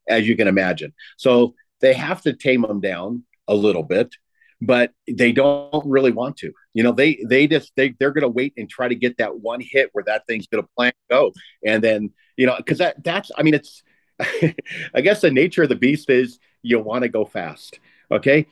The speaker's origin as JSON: {"language": "English", "region": "Southern California", "country": "United States", "said": "I'm an old guy and I'm from Southern California"}